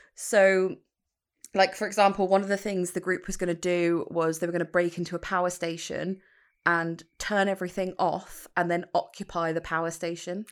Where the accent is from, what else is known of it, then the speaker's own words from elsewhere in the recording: United Kingdom; I'm British